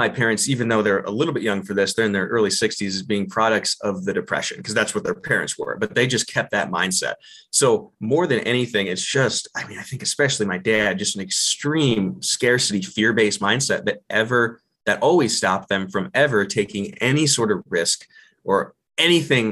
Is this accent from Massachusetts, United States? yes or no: no; Ohio, United States; moved away as an adult; now in Colorado Springs, United States; growing up in Ohio, we didn't have much money. It was very rural, about 50 minutes southwest of Cleveland